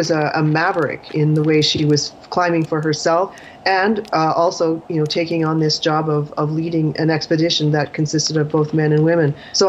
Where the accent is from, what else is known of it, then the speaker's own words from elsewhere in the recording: Canada; I'm a Canadian writer.